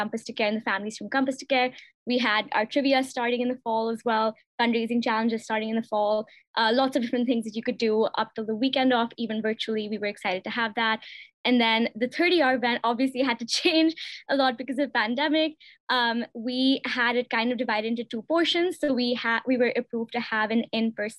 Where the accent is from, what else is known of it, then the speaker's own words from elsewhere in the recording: New Delhi, Delhi, India; moved away; I'm also a senior, and I'm from New Delhi, India